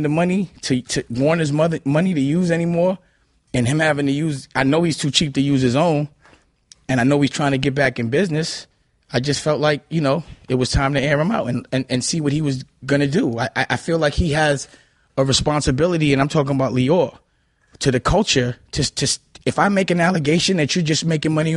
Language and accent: English; New York City, New York, United States; I'm from Harlem.